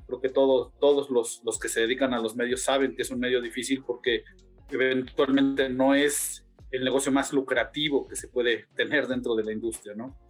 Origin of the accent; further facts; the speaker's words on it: Mexico; nosotros mismos como mexicanos